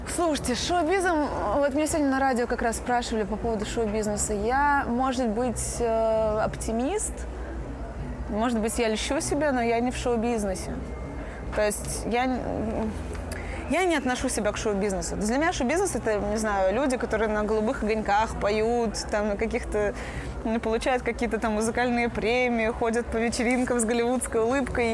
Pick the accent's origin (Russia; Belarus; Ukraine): Belarus; я белоруска